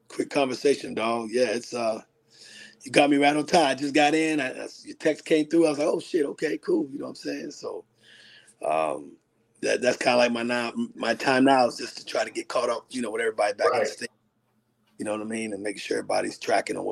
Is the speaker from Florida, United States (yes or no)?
yes; Miami, Florida, United States; We grew up in Miami together